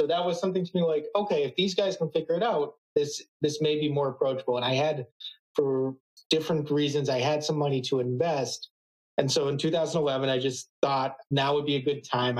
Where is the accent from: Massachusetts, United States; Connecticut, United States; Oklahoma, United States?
Massachusetts, United States; Boston; I grew up in the Boston area